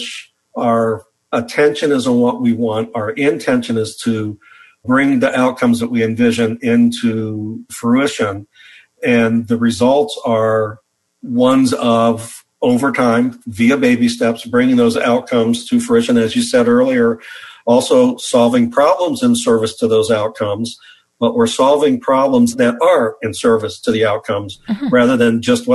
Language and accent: English; the Midwest of the U.S., United States; I grew up in the Midwest of the U.S.